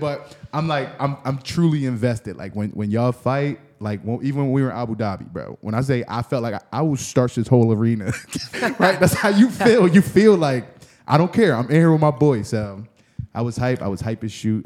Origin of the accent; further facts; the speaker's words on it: Philadelphia, Pennsylvania, United States; I'm from North Philadelphia